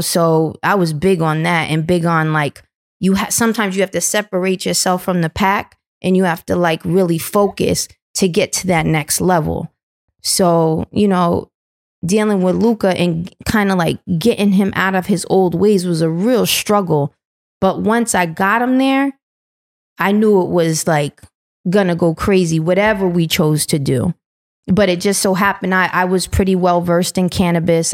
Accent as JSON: {"language": "English", "town": "New London", "region": "Connecticut", "country": "United States", "said": "I come from New London, Connecticut. It was always a trap town"}